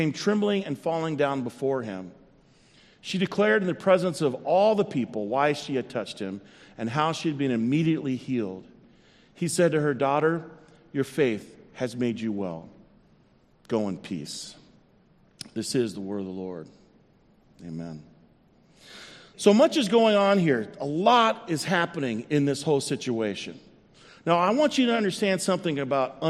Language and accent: English; South Central Texas, United States; I grew up in South Central Texas in the early 70s